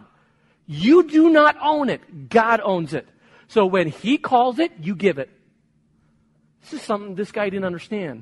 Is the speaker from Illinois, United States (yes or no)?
yes; Chicago, Illinois, United States; moved away; also born or lived in Spain; I was born in Chicago. I lived in Spain for 20 years, but born in Chicago, went back to Chicago to do my master's seminary degree there